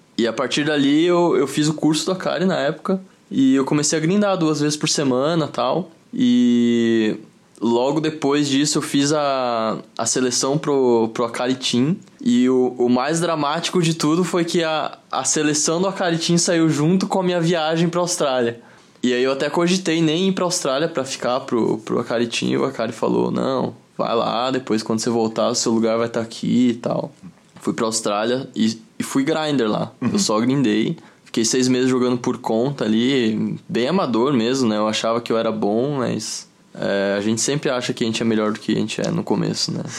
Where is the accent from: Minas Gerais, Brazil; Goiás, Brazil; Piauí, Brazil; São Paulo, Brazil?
São Paulo, Brazil; Osasco; Sou de Osasco, São Paulo, vivi 23 anos lá